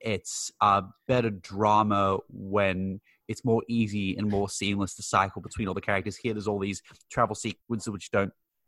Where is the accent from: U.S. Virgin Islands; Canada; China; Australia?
Australia; no, sorry, I'm from Australia.